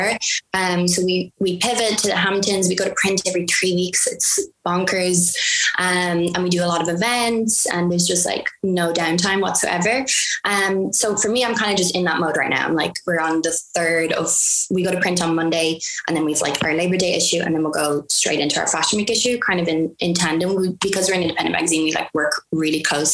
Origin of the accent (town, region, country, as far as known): Ireland; moved away as an adult; now in United States